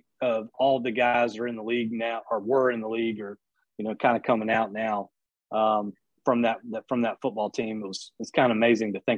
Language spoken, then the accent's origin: English; Lexington, South Carolina, United States; moved away as an adult; also born or lived in Columbia, South Carolina; now in Hilton Head, United States; I'm actually originally from Lexington, South Carolina